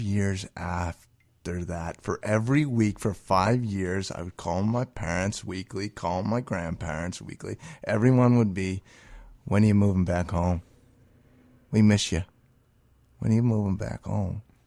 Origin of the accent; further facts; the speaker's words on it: New England, United States; now in Chicago, United States; I'm considering myself from New England. I will always be a New Englander